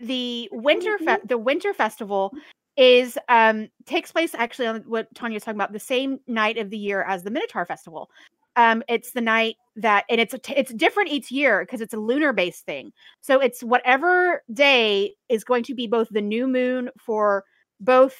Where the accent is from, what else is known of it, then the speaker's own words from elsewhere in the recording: Nacogdoches, Texas, United States; my hometown, Nacogdoches, Texas